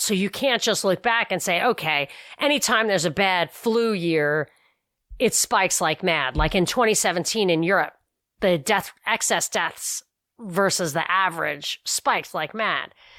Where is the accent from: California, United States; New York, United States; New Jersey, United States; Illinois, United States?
New York, United States; moved away; growing up in New York